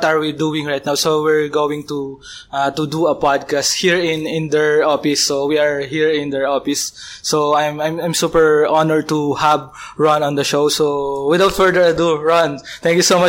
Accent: Philippines

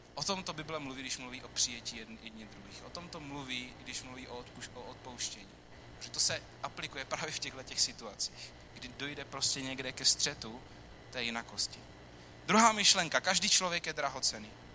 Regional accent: Czechia; my jako Češi

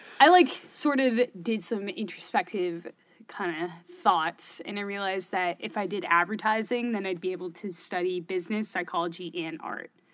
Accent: Berkeley, California, United States; accent: Californian; moved away as an adult; now in Syracuse, United States; I'm from the Bay Area in California. I'm born in Berkeley

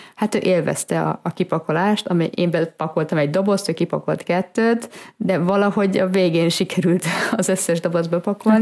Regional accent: Budapest, Hungary; moved away as an adult; also born or lived in Northern Italy / Germany; now in Italy; mi Budapesten születtünk, és ott is nőttünk föl.

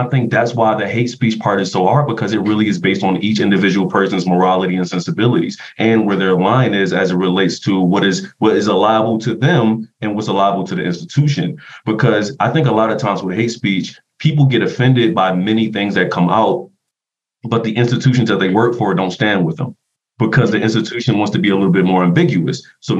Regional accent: East Coast, United States; One, because I'm from the East Coast.

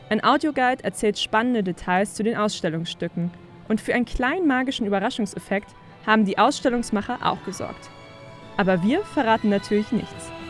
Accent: Berlin, Germany; Aus Berlin.

